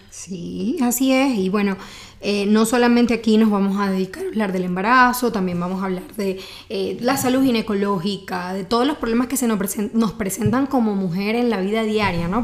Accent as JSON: {"language": "Spanish", "country": "Venezuela", "moved": "yes", "lives_now": "Mexico City, Mexico", "said": "soy venezolana y aquí en Ciudad de México hice mi subespecialidad"}